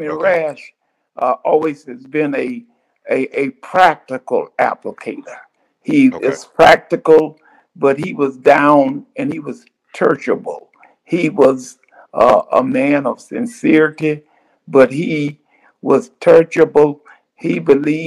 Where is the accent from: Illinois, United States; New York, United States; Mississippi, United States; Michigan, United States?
Mississippi, United States; Cleveland; moved away as an adult; also born or lived in Jackson, Mississippi; now in Little Rock, United States; I was raised in the Mississippi Delta